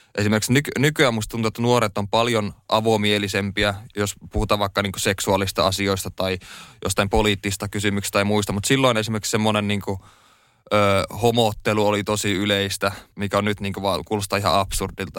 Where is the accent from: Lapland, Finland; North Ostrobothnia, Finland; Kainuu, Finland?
North Ostrobothnia, Finland; Oulu; moved away as an adult; now in Helsinki, Finland; No mä koen ja olen kotoisin tota Oulusta. Oulussa mä oon syntynyt ja siellä mä oon viettänyt kahdeksankymmentäseitsemän prosenttia mun elämästä suurin piirtein